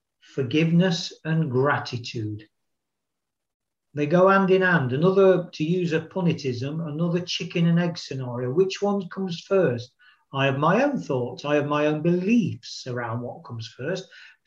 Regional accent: United Kingdom; I am a human being. I am male. I am British. I have dark hair.

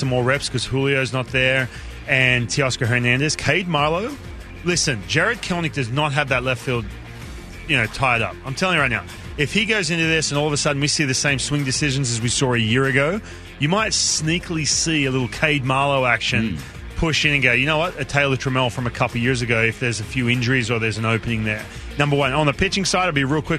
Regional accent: Newcastle, New South Wales, Australia; moved away; Parramatta Eels was my team as a kid, but I grew up in Newcastle

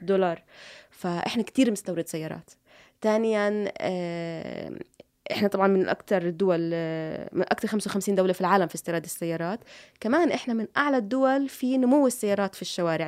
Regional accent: Jordan; إحنا كسوق أردني

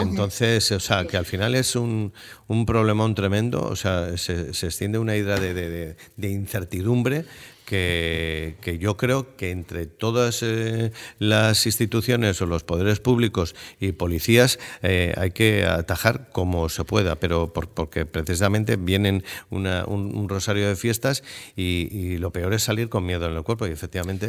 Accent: San Sebastián, Basque Country, Spain; yo soy muy donostiarra

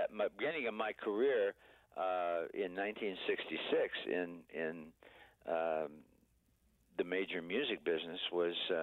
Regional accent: Niles, Michigan, United States; my hometown of Niles, Michigan

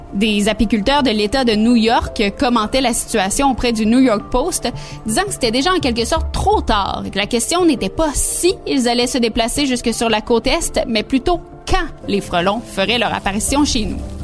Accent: Canada; chez nous, au Canada

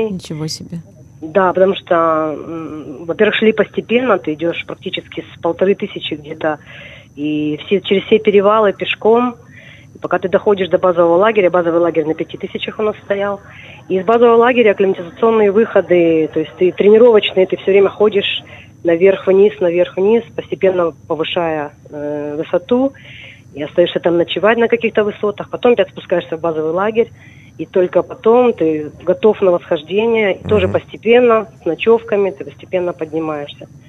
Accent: Crimea, Ukraine; born there; на самом деле я начала ходить в горы в 81 году, потому что я родилась в Крыму.

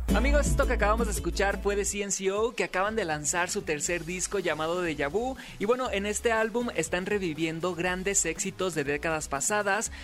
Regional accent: Mexico; somos mexicanos

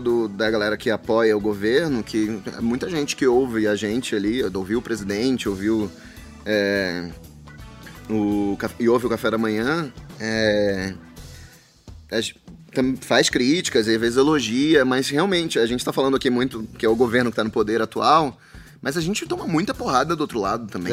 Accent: Belém, Pará, Brazil; now in São Paulo, Brazil; eu sou de Belém do Pará

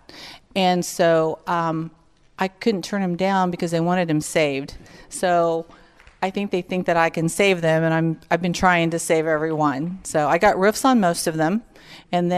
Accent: Hiawatha, Kansas, United States; also born or lived in Omaha, Nebraska; I'm from Hiawatha, Kansas

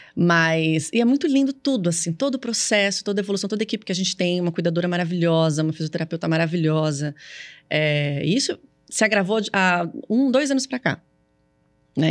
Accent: São Paulo, Brazil; sou paulista, eu falo assim

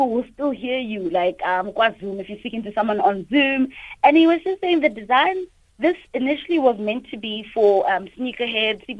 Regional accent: South Africa; I'm from South Africa, Mandela's country

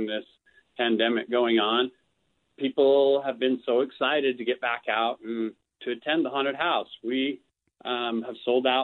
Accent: Salt Lake City, Utah, United States; I grew up in Salt Lake City, and I've lived here most of my life

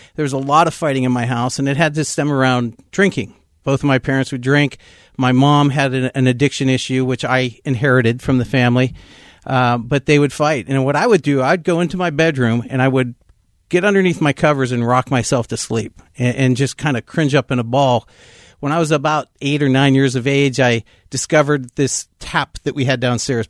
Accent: West Mifflin, Pennsylvania, United States; I'm a Pittsburgh kid. I was born and raised in West Mifflin, Pennsylvania

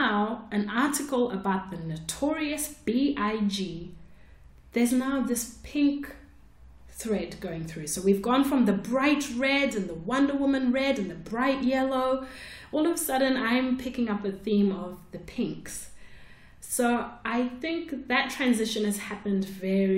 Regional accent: Zimbabwe; moved away; she lived in Zimbabwe, where I grew up.

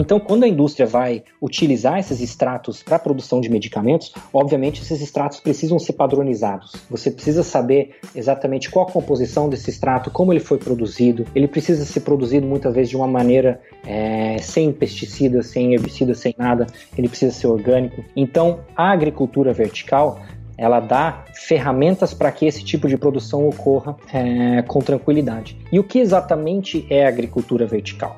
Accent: Castro, Paraná, Brazil; eu sou natural do Paraná, eh, sou de Castro, Paraná mais precisamente de Castrolanda, na colônia holandesa

